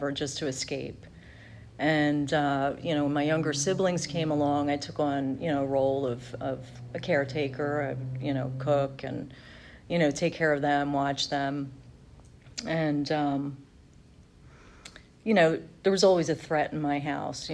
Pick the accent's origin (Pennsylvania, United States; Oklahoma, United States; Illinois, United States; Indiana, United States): Pennsylvania, United States; outside of Philadelphia; I grew up outside of Philly.